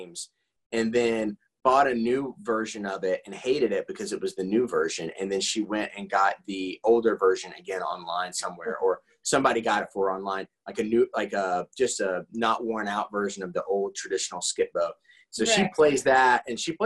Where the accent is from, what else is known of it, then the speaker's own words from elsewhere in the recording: Midwest, United States; I'm from the Midwest